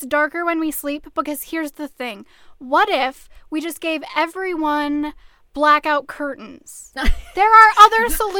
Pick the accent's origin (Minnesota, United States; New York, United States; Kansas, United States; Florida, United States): Minnesota, United States; I think it's part of that as a Minnesotan and as a runner, when it starts to get lighter in the morning, you're like, yes, it's finally becoming summer.